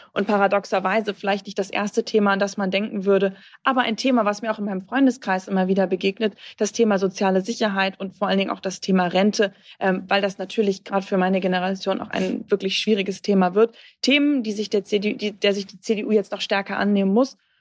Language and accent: German; Bremen, Germany; auf meine Heimat zu kommen, in Bremen